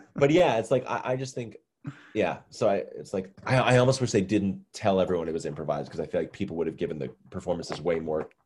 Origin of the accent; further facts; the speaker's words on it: Massachusetts, United States; I'm from Massachusetts